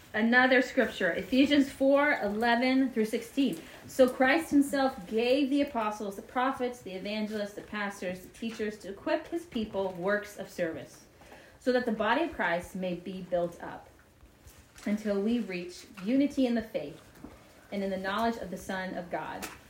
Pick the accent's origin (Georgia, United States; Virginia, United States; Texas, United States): Georgia, United States; Marietta; I grew up in Marietta, Georgia